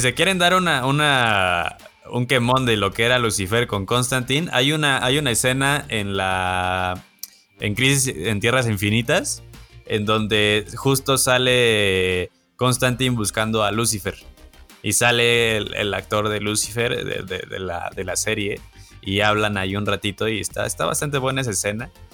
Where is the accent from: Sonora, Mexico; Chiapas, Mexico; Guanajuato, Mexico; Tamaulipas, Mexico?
Guanajuato, Mexico; Celaya; Yo soy de Celaya, Celaya, Guanajuato